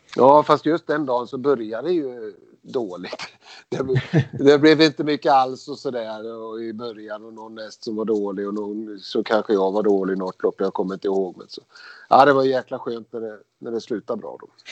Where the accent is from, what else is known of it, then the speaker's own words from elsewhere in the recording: Skara, Västra Götaland, Sweden; Vi kommer ju från Skara båda två, eller, mot Skara båda två